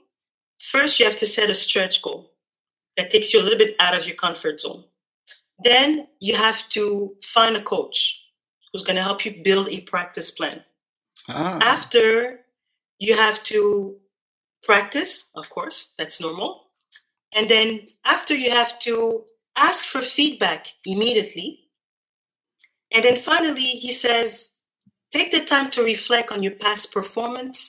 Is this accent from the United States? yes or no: no; Montreal, Quebec, Canada; I'm from Montreal, Canada. My parents are really originally from Haiti.